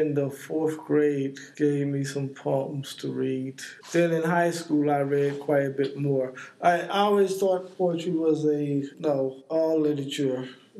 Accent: East Coast, United States; also born or lived in New Jersey; I'm a 60-something, born and raised on the East Coast, both in the South and the North, both in segregated communities and integrated communities.

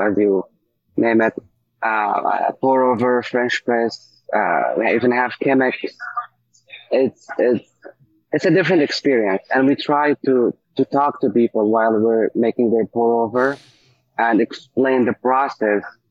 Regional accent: Damascus, Damascus Governorate, Syria; moved away as an adult; also born or lived in Egypt / San Francisco; now in Pittsburgh, United States; I'm from Syria, specifically Damascus.

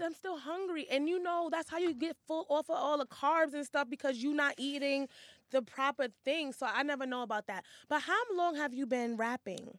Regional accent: New York, United States; I'm from Hell's Kitchen

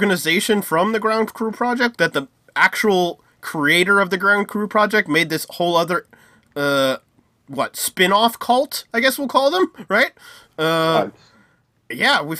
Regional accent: United States; I'm from the U.S.

